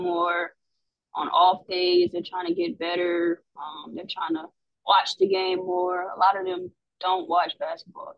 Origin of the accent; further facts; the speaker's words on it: Atlanta, Georgia, United States; I'm from Atlanta, Georgia